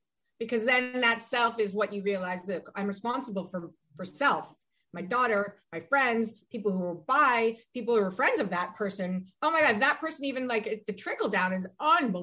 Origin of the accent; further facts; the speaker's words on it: Ohio, United States; I'm from Ohio